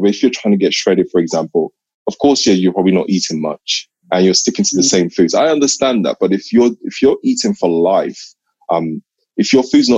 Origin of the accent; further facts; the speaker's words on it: Nigeria; I'm Nigerian.